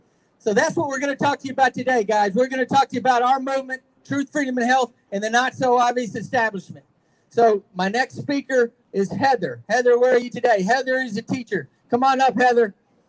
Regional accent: Texas, United States; Donald Trump, I'm from Texas. I voted for Donald Trump. I worked for his campaign.

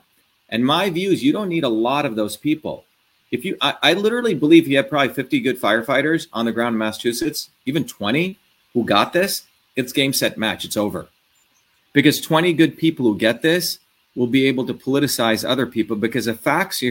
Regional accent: India; also born or lived in New Jersey; now in United States; I came from India

